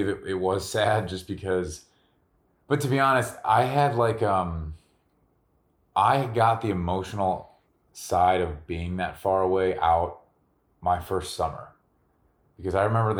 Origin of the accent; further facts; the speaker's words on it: Midwest, United States; also born or lived in Wyoming; growing up in the Midwest